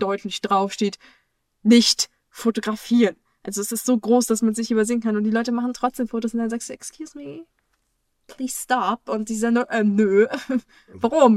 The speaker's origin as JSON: {"language": "German", "country": "Germany", "said": "uns in Deutschland"}